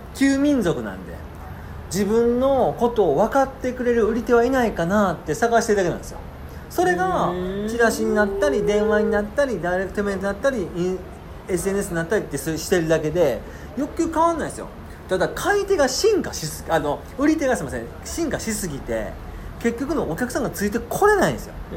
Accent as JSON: {"language": "Japanese", "region": "Kansai", "country": "Japan", "said": "僕も関西ですけれども"}